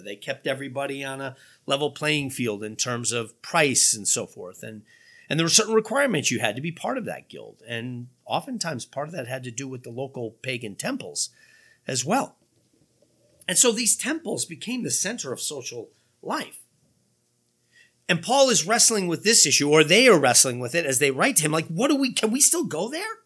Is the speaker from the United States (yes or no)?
yes; United States; American Christians